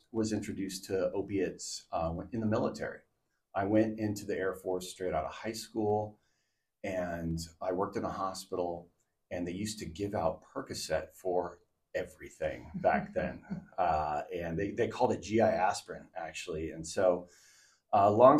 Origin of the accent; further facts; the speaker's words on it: Southern California, United States; moved away as an adult; also born or lived in Portland, Oregon; now in Oregon coast, United States; I grew up in Southern California